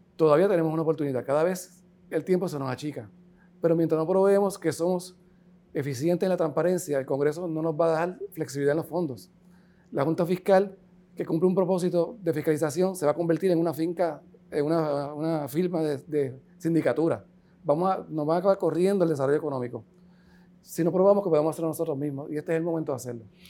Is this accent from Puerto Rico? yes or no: yes; Puerto Rico; soy caribeño, yo no soy americano, yo soy, soy de aquí.